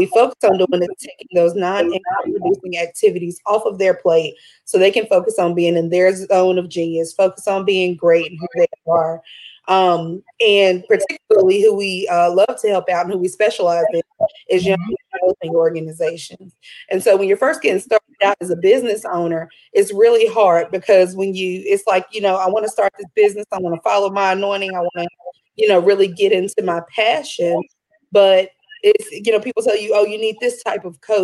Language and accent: English; Orange County, North Carolina, United States; also born or lived in Alamance County, North Carolina; I was born and raised in Orange County. I'm now located here in Alamance, but around the Triangle and the Triad